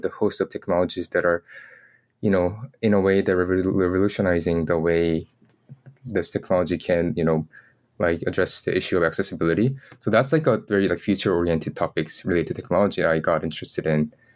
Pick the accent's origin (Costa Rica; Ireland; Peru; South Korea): South Korea; I was born in Korea